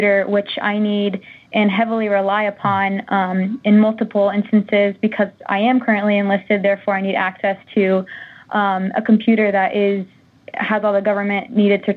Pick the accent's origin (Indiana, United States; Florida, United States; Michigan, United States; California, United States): Indiana, United States; Monticello; My hometown is Monticello, Indiana